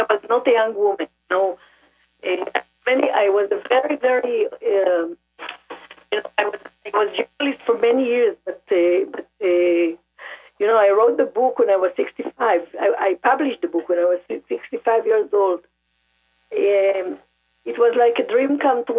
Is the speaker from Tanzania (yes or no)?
no; Israel; I was born in Israel, and I'm a generation in Israel